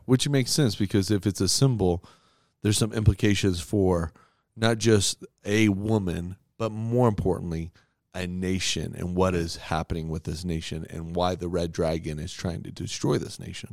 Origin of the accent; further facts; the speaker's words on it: United States; As an American